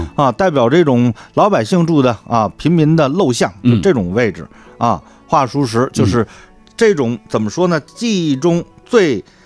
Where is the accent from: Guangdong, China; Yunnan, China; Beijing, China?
Beijing, China; 我的老家就在南池子，就是大家看天安门东面的那条街